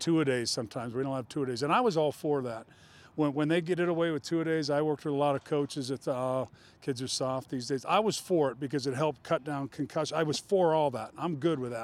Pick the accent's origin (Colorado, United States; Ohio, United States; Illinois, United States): Colorado, United States; moved away; I'm a mountain guy. I'm from Colorado